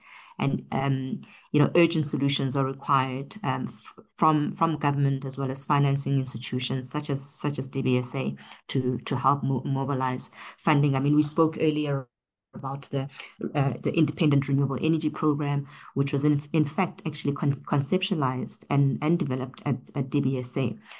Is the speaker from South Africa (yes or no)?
yes; South Africa; I think for us as a South African economy, you know, we've been primarily dependent on fossil fuel for many years.